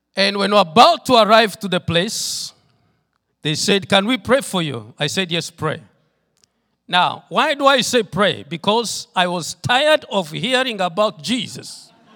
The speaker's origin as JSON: {"language": "English", "town": "Tororo", "region": "Eastern Region", "country": "Uganda", "said": "I come from Tororo, Uganda. That's where the Lord has sent me with my wife and my children, and that's where we are doing the work of the Lord"}